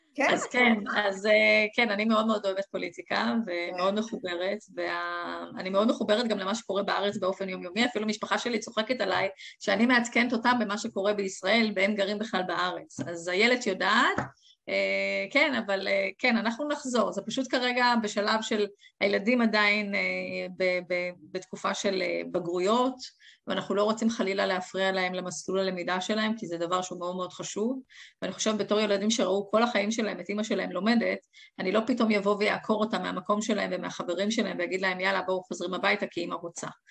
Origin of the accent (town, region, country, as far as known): Israel; moved away as an adult; also born or lived in England; now in Gibraltar